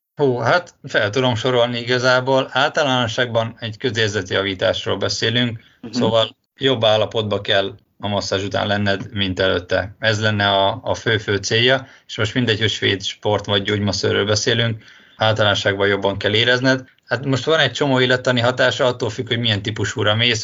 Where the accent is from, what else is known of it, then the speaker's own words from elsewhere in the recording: Hungary; now in Budapest, Hungary; én vidéki vagyok